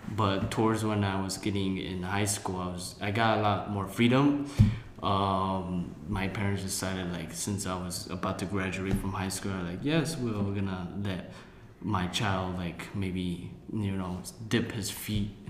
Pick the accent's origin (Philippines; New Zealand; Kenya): Philippines; Um, like I'm I'm Filipino